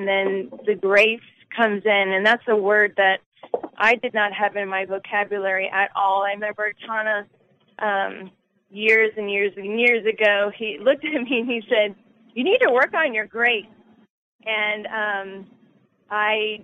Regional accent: New Jersey, United States; moved away; also born or lived in the South (US); I'm from New Jersey

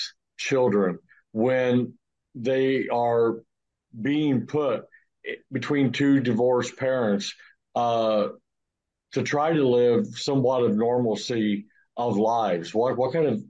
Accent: Midwest, United States; where I grew up in the middle in Midwestern part

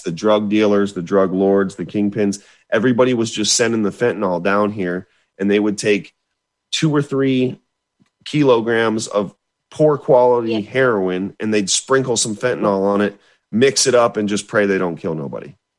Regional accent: Florida, United States; I had never left my home state of Florida

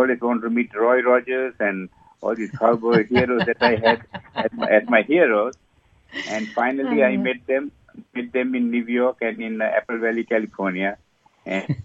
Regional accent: Sri Lanka; moved away as an adult; also born or lived in England; now in United States; I was born and raised in Sri Lanka, and then I went through my medical career in Sri Lanka

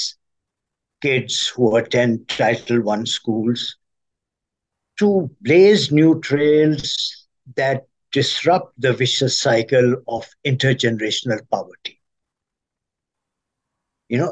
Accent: Pakistan; now in Washington, United States; I'm originally from Pakistan

